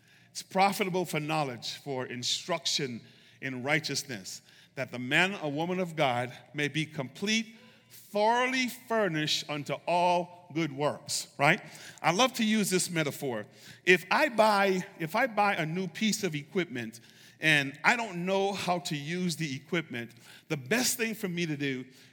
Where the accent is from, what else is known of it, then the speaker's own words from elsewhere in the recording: United States; Being an American